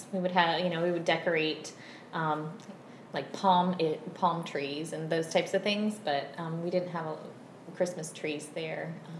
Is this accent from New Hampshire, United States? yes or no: no; Virginia, United States; So I'm from a family of five. I grew up in Virginia. I was homeschooled, and I was homeschooled all the way through eighth grade. My mom is Brazilian